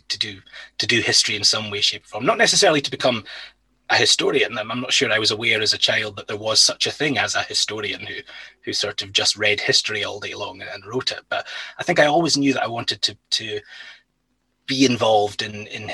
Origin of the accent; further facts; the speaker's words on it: Inverness, Scotland, United Kingdom; also born or lived in Stirling; I was born and grew up in Inverness.